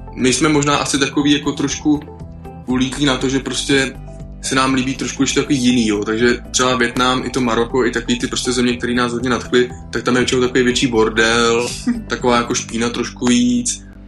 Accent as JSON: {"language": "Czech", "country": "Czechia", "said": "Češi, jak jsme prostě národ horalů"}